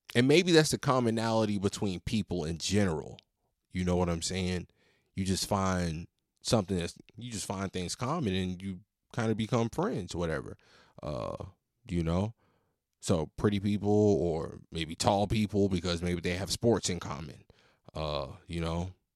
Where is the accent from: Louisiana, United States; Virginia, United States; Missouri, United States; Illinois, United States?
Virginia, United States; I'm from Virginia